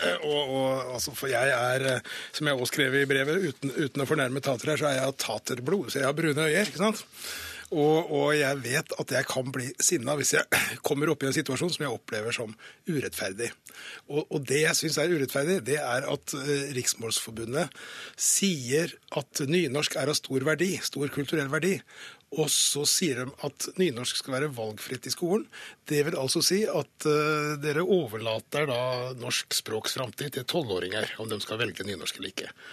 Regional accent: Fredrikstad, Østfold, Norway; jeg kommer fra Fredrikstad, vi kommer fra østlandsområdet

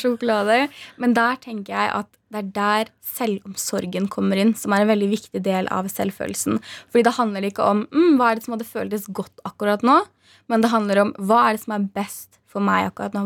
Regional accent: Hamar, Innlandet, Norway; der jeg kommer ifra, eh, på Hamar

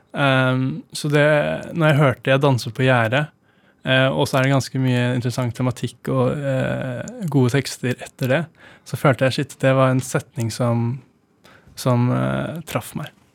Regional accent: Oslo, Norway; jeg ble jo født og oppvokst på Grønland

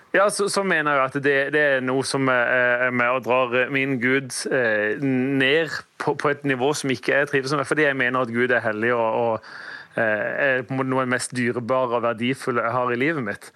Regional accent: Sørlandet, Norway; Jeg sier vel kanskje som sørlending så sier vel 'heiane'

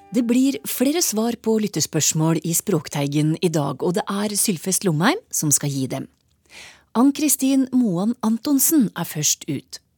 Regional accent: Steigen, Nordland, Norway; jeg er fra Steigen.

